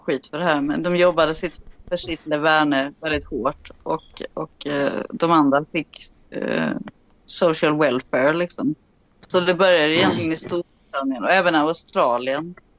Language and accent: Swedish; Sweden; I'm from Sweden